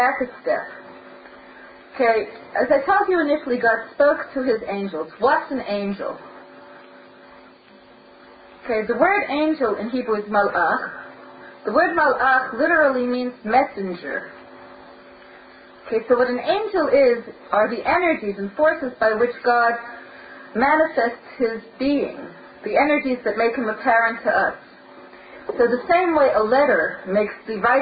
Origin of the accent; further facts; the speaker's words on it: New York City, New York, United States; When I was growing up in Brooklyn